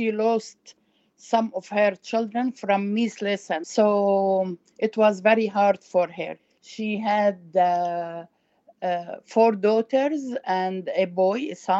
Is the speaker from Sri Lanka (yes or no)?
no; Lebanon; also born or lived in Tarshiha, Palestine (ancestral village); I am Palestinian from Lebanon